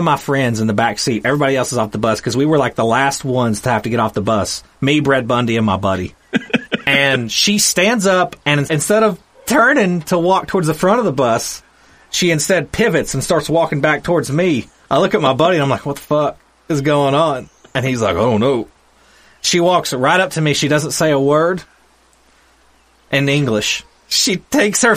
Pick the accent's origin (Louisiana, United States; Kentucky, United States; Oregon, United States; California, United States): Kentucky, United States; my hometown in Kentucky, it's usually a rundown house in a holler somewhere.